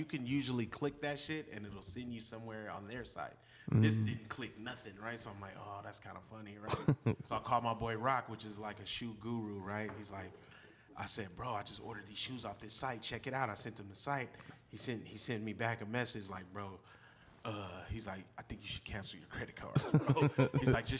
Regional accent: Richmond, United States; Bro, I'm from Richmond.

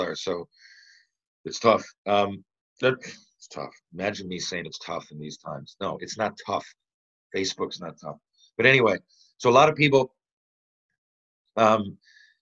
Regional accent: Canada; I'm just a Canadian

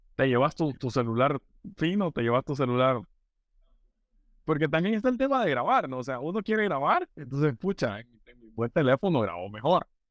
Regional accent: Honduras; como hondureño

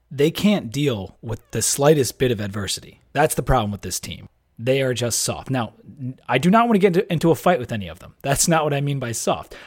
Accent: Delaware, United States; moved away; I'm from Delaware

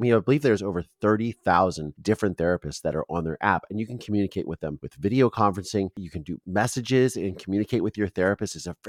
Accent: Ohio, United States; my home state of Ohio, in Columbus, Ohio.

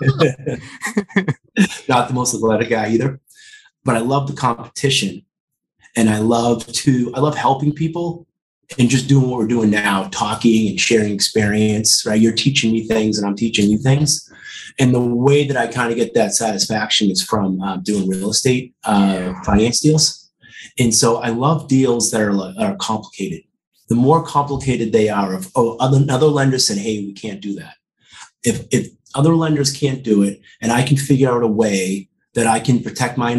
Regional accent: Quincy, Massachusetts, United States; also born or lived in South Boston, Massachusetts; I grew up in Quincy. Mm-hmm. and I lived in South Boston most of my adult life

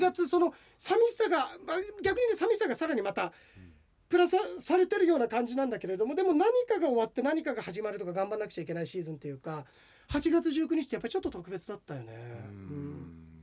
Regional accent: Ashibetsu, Hokkaido, Japan; 足別自分のふるさと

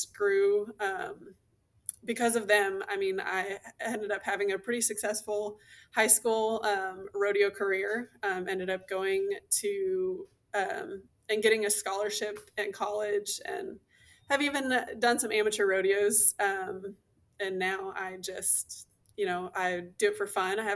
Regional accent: Southeast Texas, United States; also born or lived in Houston, Texas / Illinois; now in Central North Texas, United States; I grew up in a really small town in Southeast Texas called Coutts.

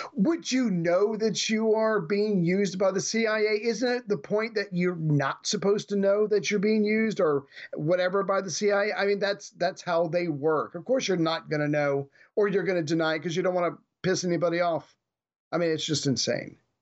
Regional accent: United States; as an American

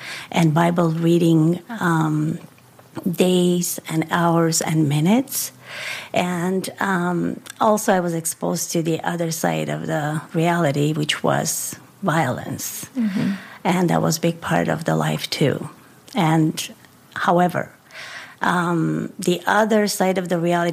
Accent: Yerevan, Armenia; I was born in a family where, in Armenia, first of all, Yerevan, that was the capital city, is still the capital city of Armenia

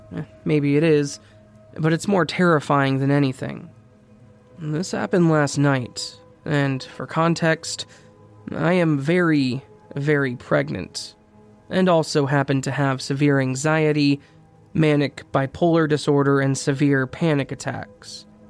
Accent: Nova Scotia, Canada; I'm from Nova Scotia, and in the summers, rickshaw drivers run around the city offering rides to people.

